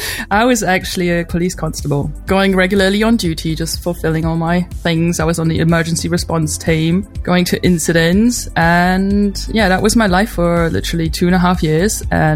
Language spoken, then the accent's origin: English; Germany; moved away; also born or lived in United States / London, England; I'm German. I was born in Germany and raised here, but I lived in the States for a couple of years, and I also lived for 12 years in England, London to be precise.